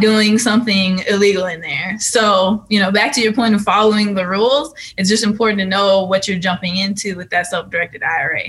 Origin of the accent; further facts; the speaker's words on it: California, United States; moved away; I'm from California